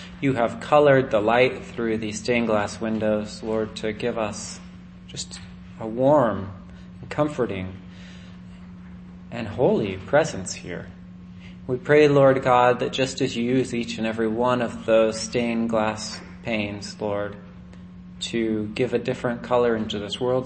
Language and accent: English; United States; when I was a kid, I grew up in Nevada County